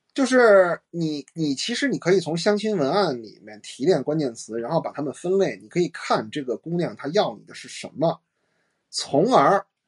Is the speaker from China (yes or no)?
yes; China; 我们中国人